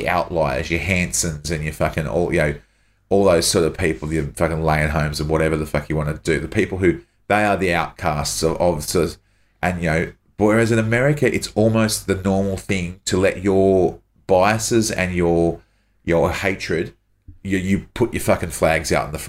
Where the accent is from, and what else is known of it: Australia; born or raised there